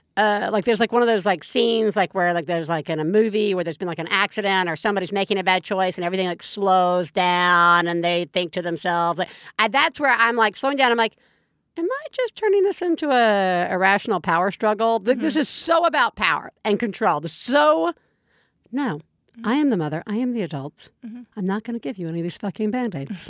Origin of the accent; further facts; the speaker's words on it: Alabama, United States; moved away; My folks live in Alabama. I grew up in Alabama.